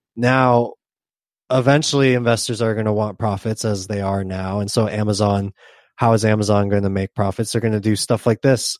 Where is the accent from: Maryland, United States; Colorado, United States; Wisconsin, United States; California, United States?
California, United States; Southern; I grew up in Southern California